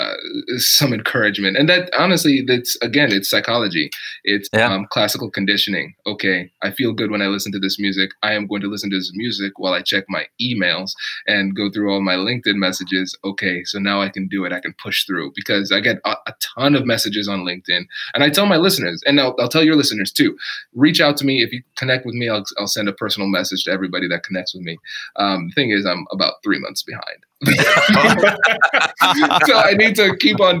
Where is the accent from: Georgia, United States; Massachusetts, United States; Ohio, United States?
Ohio, United States; Tiffin; I grew up in Tiffin, Ohio, so small town Ohio